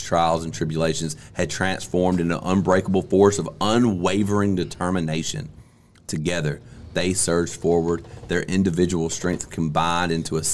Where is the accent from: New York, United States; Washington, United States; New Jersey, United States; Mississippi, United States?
Mississippi, United States; I'm from Mississippi. I went to school in Mississippi